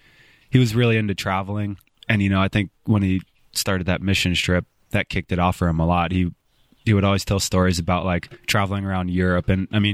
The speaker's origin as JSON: {"language": "English", "town": "Los Angeles", "region": "California", "country": "United States", "tie": "born there", "also_born_or_lived": "Spokane", "said": "I was born in South L.A. Yeah."}